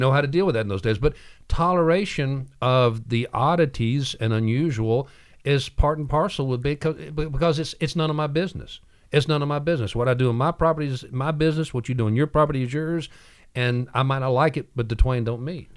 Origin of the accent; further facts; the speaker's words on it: Midwest, United States; now in Chattanooga, United States; I was raised in the Midwest, and I'm a country boy.